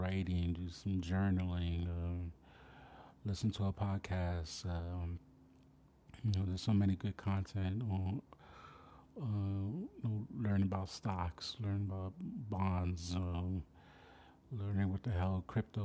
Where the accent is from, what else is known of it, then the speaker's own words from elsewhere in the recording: New York City, New York, United States; from my hometown of the Bronx, New York, aka Wakanda